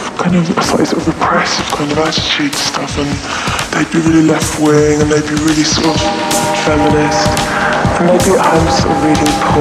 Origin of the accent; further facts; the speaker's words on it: Ilford, London, United Kingdom; I grew up in Ilford, sort of East London suburbs